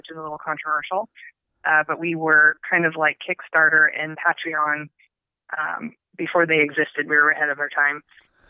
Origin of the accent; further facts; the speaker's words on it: Arizona, United States; moved away as an adult; also born or lived in Tucson, Arizona / Flagstaff, Arizona / Phoenix, Arizona; I grew up in Arizona. I was born in Tucson. And so I don't really remember Tucson that much, but I was raised in the Four Corners area of the Navajo Reservation